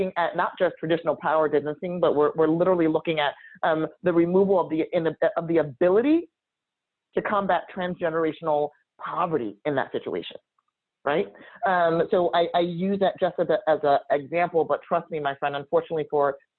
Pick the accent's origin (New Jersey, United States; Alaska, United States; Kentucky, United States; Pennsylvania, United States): New Jersey, United States; in my home state of New Jersey